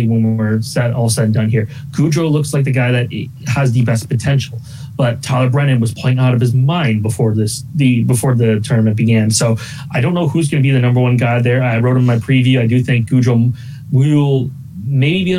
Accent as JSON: {"language": "English", "country": "Canada", "said": "I'm Canadian"}